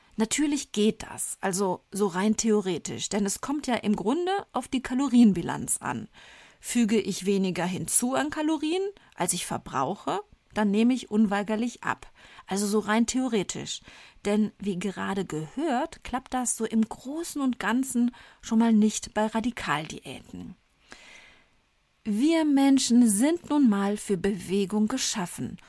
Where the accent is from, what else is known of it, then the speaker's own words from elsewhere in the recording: Rhineland, Germany; accent: Rhineland; damit ich als Rheinländerin mit der Aussprache des Wortes Sport, wir Rheinländer sprechen das R ja gerne mal ch aus